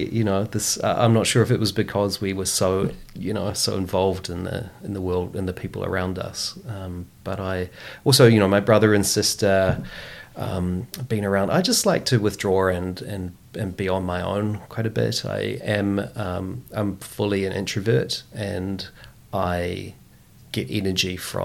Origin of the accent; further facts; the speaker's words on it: Christchurch, Canterbury, New Zealand; I grew up in St. Martin's, you know, by the hills, and my school, primary school, was very close by, Opawa Primary School